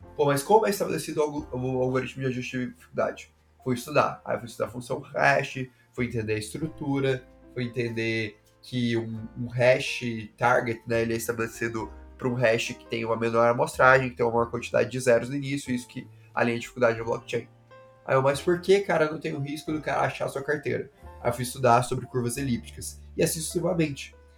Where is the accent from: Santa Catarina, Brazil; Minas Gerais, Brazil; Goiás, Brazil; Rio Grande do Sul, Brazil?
Goiás, Brazil; Goiânia; moved away as an adult; also born or lived in São Paulo; Eu sou de Goiânia, né? Nascido, nascido e criado em Goiânia